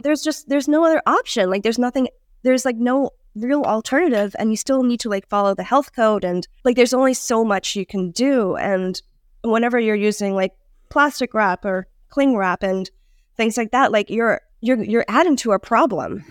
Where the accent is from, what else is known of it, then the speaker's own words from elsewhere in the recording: Hong Kong; moved away; I grew up in Hong Kong